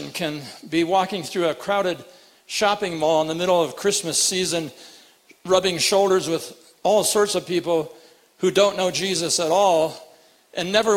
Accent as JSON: {"language": "English", "town": "Rapid City", "region": "South Dakota", "country": "United States", "tie": "born or raised there", "moved": "yes", "said": "I grew up in Rapid City"}